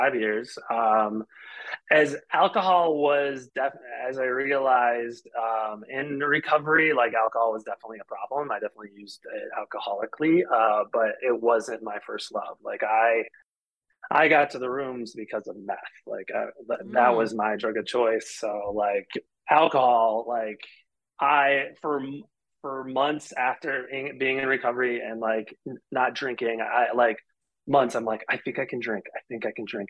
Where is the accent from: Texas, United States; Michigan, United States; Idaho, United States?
Michigan, United States; Detroit; I'm from the Midwest. I'm from Detroit area. So I'm the downriver area of Detroit.